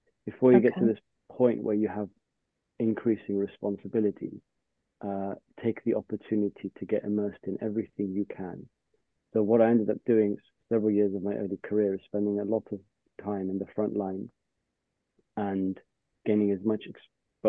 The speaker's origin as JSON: {"language": "English", "region": "London", "country": "United Kingdom", "tie": "born or raised there", "said": "growing up in London, I had access to the railway as a primary means of getting around."}